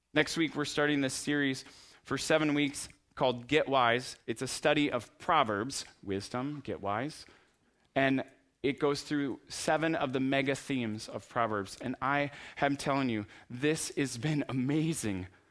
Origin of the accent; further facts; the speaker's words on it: United States; we're from America